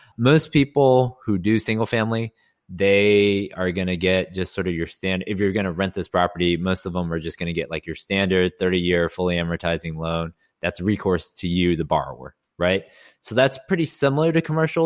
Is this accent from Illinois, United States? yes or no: no; Houston, Texas, United States; also born or lived in Austin; born and raised in Houston, went to school in Austin at U T